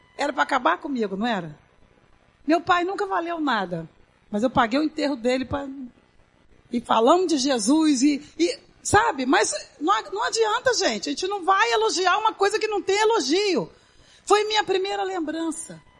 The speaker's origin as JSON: {"language": "Portuguese", "country": "Brazil", "tie": "born or raised there", "said": "Eu fui criada na Baixa do Sapateiro, dividindo um ovo para quatro"}